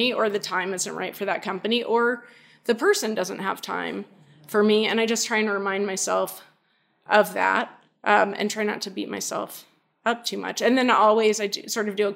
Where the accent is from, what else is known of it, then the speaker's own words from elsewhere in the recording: the South, United States; moved away; I grew up in the South. I'm still culturally Southern in some respects